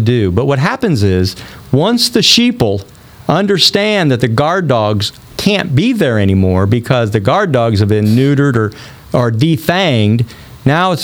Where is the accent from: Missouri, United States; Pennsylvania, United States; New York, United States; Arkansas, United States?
Missouri, United States; Rolla; I'm from a small town. I'm from Rolla, Missouri